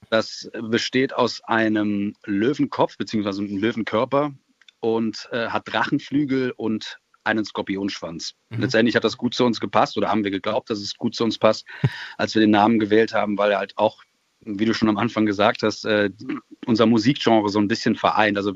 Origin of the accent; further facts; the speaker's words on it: North Rhine-Westphalia, Germany; Wir kommen eigentlich aus dem Kreis Düren, wenn mhm. man es so nimmt. Das ist zwischen Köln und Aachen, näher an Aachen als an Köln.